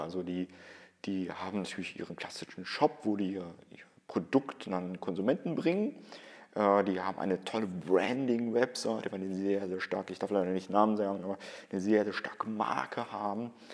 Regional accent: Cologne, North Rhine-Westphalia, Germany; bei uns in Köln

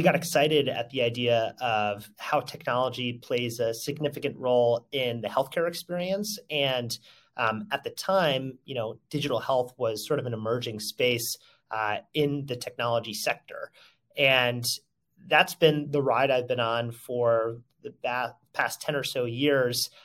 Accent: Connecticut, United States; moved away as an adult; also born or lived in Brooklyn, New York / Mississippi; now in New York City, United States; I grew up in Connecticut

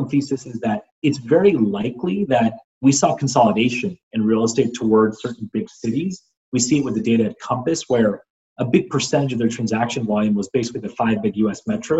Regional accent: San Jose, California, United States; I grew up in San Jose, away from San Francisco.

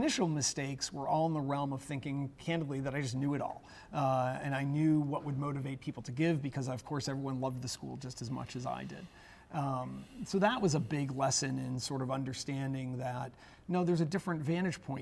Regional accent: Lowell, Massachusetts, United States; I grew up in Lowell, Massachusetts

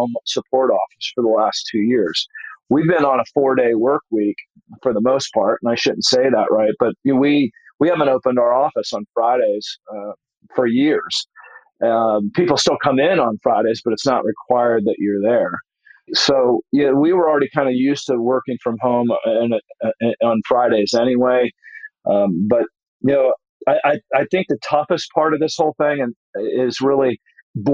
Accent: Dayton, Ohio, United States; moved away; That's my hometown

